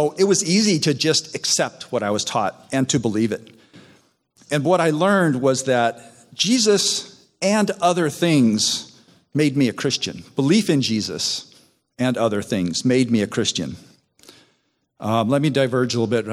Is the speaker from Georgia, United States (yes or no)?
no; Southern California, United States; also born or lived in Chicago; We then moved to Southern California